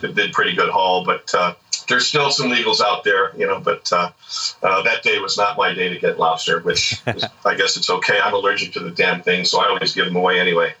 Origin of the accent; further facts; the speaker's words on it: Orange County, California, United States; now in Carlsbad, United States; since I was a kid, growing up in Orange County